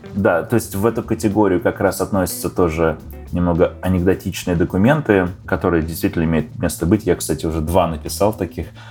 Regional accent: Russia; moved away as an adult; also born or lived in Slovakia / Ukraine; now in Los Angeles, United States; Я родился в Словакии давным-давно, 40 лет назад. Жил немного на Украине и переехал в Россию, где провел, наверное, большую часть своей жизни, 25 лет

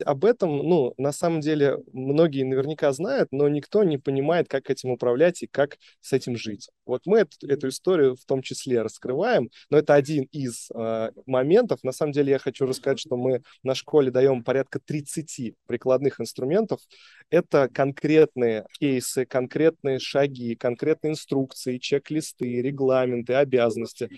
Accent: Samara, Samara Oblast, Russia; moved away as an adult; now in Moscow, Russia; Я сам родом из Самары

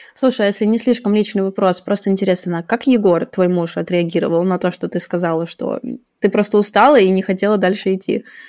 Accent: Saint Petersburg, Russia; now in Zurich, Switzerland; я из Петербурга, а сейчас живу в Цюрихе

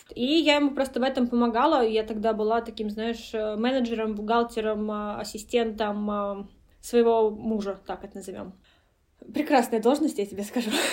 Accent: Kolomna, Moscow Oblast, Russia; я сама родилась в Коломне

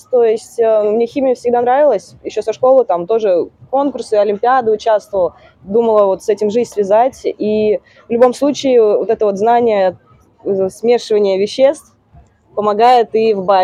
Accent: Seversk, Tomsk Oblast, Russia; А я приехала из Северска. Северск вообще никто не знает, что это такое.

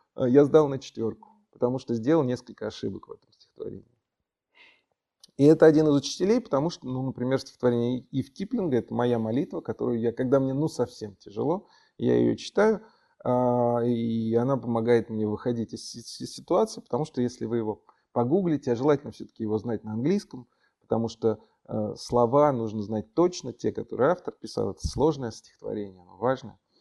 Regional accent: Moscow, Russia; Родился я в Москве, и родители родились в Москве, и дедушки, бабушки родились в Москве

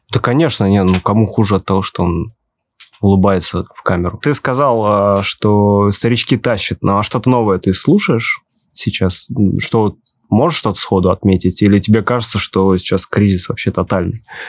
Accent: Ulyanovsk, Ulyanovsk Oblast, Russia; А я из Ульяновска

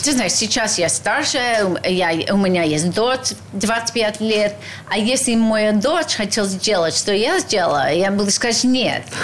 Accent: United States; Russian is a second language; moved away as an adult; also born or lived in Russia; Я была молодой американка

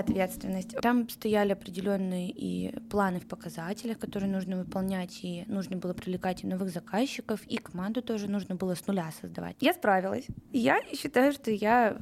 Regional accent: Saint Petersburg, Russia; moved away as an adult; now in Moscow, Russia; Да, я родилась в Петербурге и всю свою карьеру там строила

